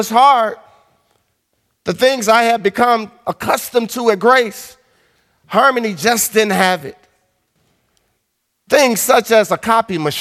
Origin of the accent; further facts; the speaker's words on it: Chicago, Illinois, United States; also born or lived in River Forest, Illinois; I'm from Lawndale